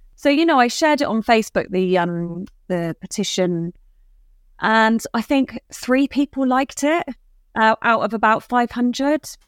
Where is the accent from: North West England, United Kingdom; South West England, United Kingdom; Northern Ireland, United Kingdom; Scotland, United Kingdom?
South West England, United Kingdom; Dorset; also born or lived in Bristol; I grew up in Dorset and then, um, lived in Bristol for about sixteen years of after uni.